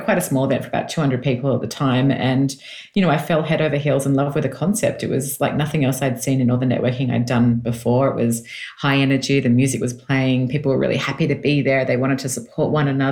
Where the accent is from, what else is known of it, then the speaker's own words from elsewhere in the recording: Sydney, New South Wales, Australia; accent: Australian; moved away as an adult; now in Los Angeles, United States; I was born and raised in Sydney and moved to the States 5 years ago now